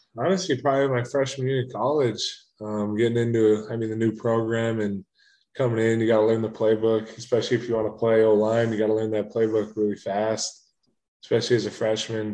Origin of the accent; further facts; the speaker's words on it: Minnesota, United States; moved away; growing up in Minnesota, I mean, I'm an hour and a half from the Twin Cities